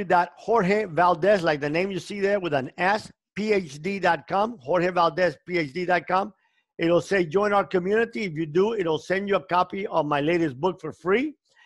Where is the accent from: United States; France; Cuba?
Cuba; moved away; The biggest joy in my life came when I came from Cuba and I didn't have money to eat.